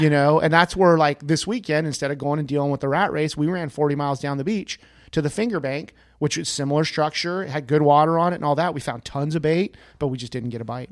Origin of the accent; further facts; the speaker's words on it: the Sierras, California, United States; I grew up in the Sierras catching trout